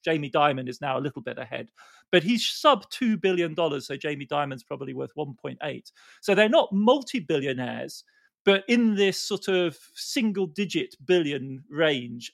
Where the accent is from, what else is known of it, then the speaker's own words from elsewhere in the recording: United Kingdom; as a Brit